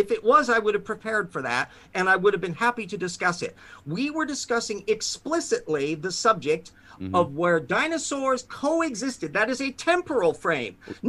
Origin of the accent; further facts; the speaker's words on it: Spokane, Washington, United States; Rube out here from Spokane, Washington.